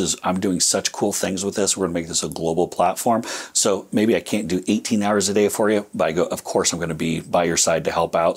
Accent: United States; being American

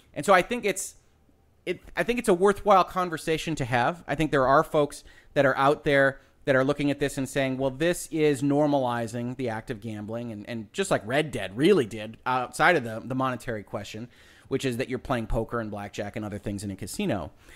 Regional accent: Michigan, United States; my home state of Michigan

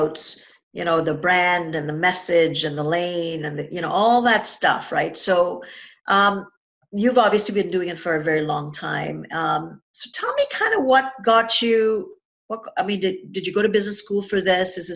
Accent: Trinidad & Tobago; moved away; growing up in Trinidad and Tobago

